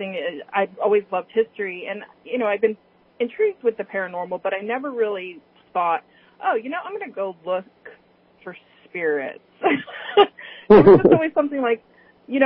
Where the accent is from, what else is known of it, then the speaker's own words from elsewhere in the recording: California, United States; now in Richmond, United States; I grew up in California